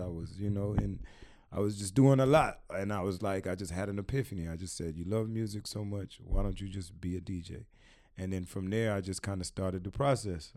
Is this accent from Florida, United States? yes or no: yes; Miami, Florida, United States; also born or lived in Queens, New York / Washington, D.C.; I moved to Miami, uh, when I was, uh, five years old.